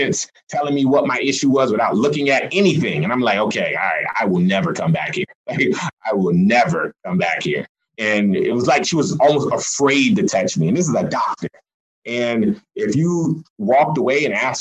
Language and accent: English; South Carolina, United States; now in Des Moines, United States; I am from South Carolina.